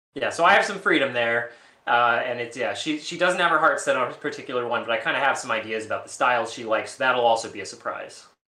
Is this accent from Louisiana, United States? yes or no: yes; New Orleans, Louisiana, United States; now in Baltimore, United States; I'm from New Orleans